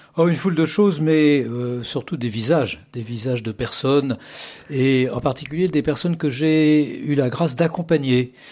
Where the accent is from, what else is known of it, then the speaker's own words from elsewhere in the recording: Paris, Île-de-France, France; also born or lived in Massif Central; j'ai continué au lycée à Paris. Et voilà, je, je, me sens très parisien. Je suis né à Paris, d'ailleurs.